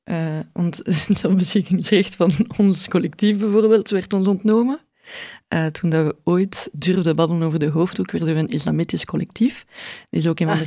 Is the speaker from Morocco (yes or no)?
no; Brussels, Brussels-Capital Region, Belgium; ik ben Brusselse